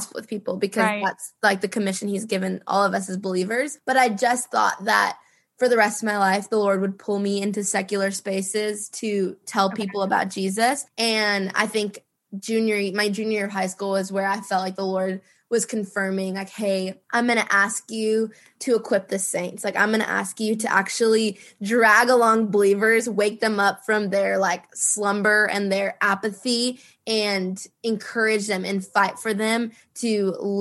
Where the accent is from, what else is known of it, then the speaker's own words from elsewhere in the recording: Minneapolis, Minnesota, United States; moved away as an adult; now in Dallas, United States; I born and raised in Minnesota. I love Minneapolis so much